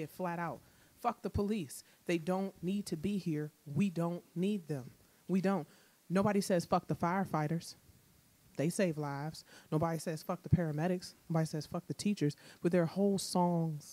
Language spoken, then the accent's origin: English; Washington, District of Columbia, United States; I grew up in Southeast